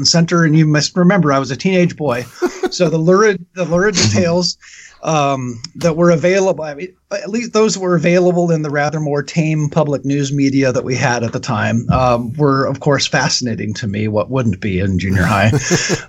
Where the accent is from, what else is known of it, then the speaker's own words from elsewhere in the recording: Western Washington State, United States; I grew up in Western Washington State, about 4 hours north of 3 hours north of the Oregon border.